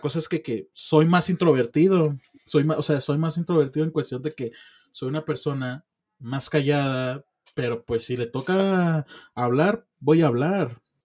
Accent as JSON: {"language": "Spanish", "country": "Mexico", "said": "yo como mexicano tengo visa"}